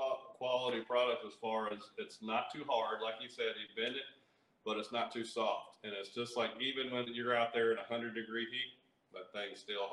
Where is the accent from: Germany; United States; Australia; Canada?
United States; Hickory, North Carolina; also born or lived in Camp Lejeune, North Carolina; Well, we're from North Carolina.